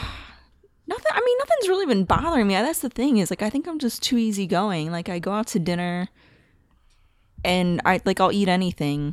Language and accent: English; Delaware County, Pennsylvania, United States; accent: Philly; moved away as an adult; also born or lived in Chester County, Pennsylvania; I was born in Delco